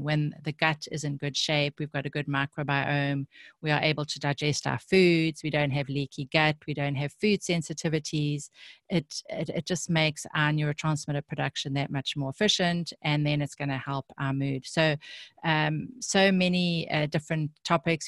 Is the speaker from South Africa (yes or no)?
yes; South Africa; I grew up in South Africa